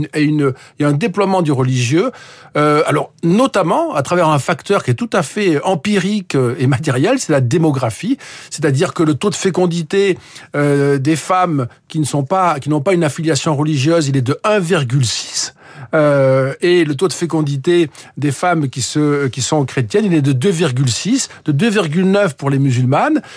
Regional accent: France; je suis français

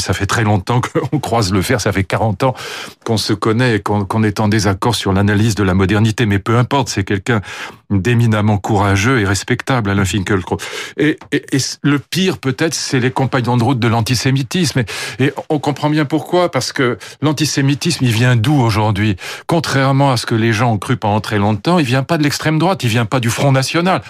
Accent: France; je suis français

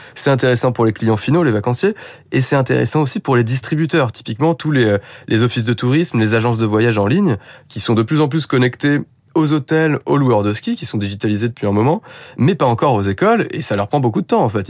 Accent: Paris, Île-de-France, France; je suis parisien

